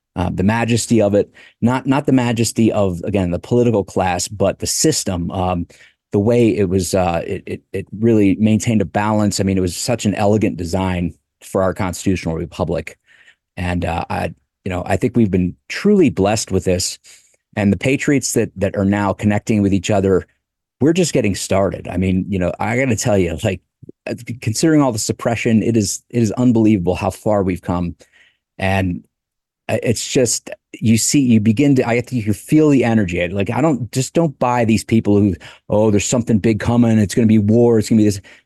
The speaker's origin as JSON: {"language": "English", "region": "Delaware", "country": "United States", "said": "I'm from Delaware"}